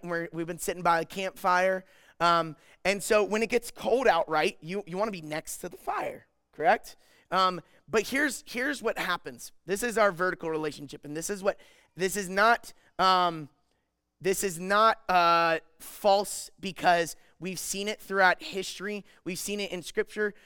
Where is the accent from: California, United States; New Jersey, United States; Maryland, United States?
Maryland, United States; I'm from Maryland